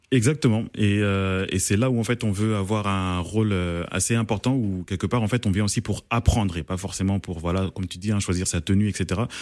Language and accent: French; Paris, Île-de-France, France; je suis congolais d'origine congolaise, mais né à Paris